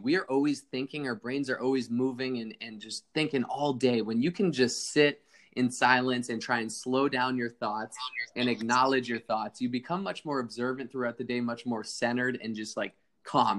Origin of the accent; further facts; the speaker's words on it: East Coast, United States; now in Laguna Niguel, United States; I grew up on the East Coast